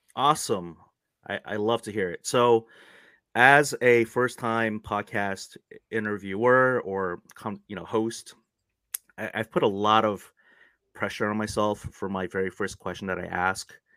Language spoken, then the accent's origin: English; South Korea; moved away; I was actually born in Korea